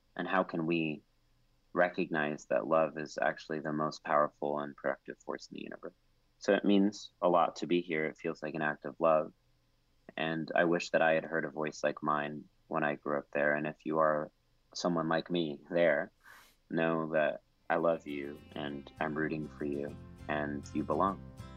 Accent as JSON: {"language": "English", "town": "College Station", "region": "Texas", "country": "United States", "tie": "born or raised there", "said": "growing up in College Station, Texas"}